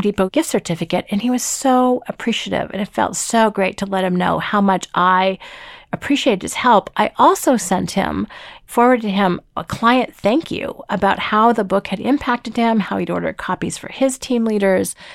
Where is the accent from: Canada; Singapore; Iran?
Canada; Toronto, Ontario; I'm from Toronto